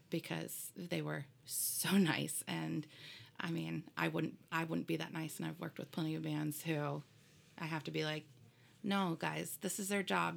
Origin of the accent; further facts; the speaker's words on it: Fort Wayne, Indiana, United States; moved away; I was born in Fort Wayne, Indiana.